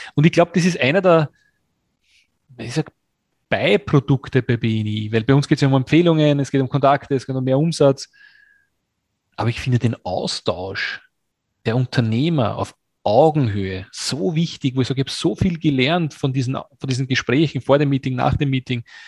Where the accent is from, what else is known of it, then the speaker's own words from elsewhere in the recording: Austria; als Österreicher